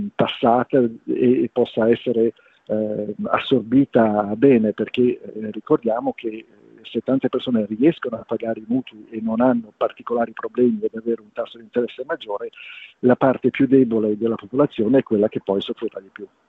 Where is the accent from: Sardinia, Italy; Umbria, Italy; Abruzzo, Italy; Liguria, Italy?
Liguria, Italy; te lo dico da Ligure